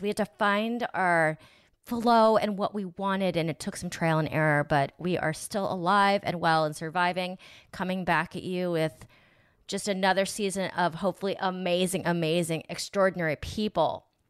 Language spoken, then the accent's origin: English; Granville, Ohio, United States; now in Los Angeles, United States; I grew up in Granville, Ohio, and it was a different world